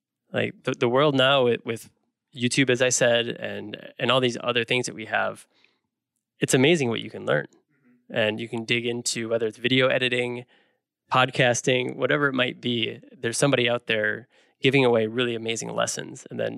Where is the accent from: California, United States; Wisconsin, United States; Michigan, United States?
Wisconsin, United States; Milwaukee; I've been a fan for my whole life, basically, growing up in the Milwaukee area.